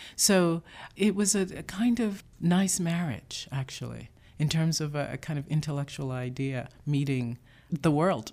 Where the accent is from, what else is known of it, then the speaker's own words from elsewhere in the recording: New York City, New York, United States; also born or lived in Jamaica; I grew up in the Bronx, but not in the South Bronx. I was born in Jamaica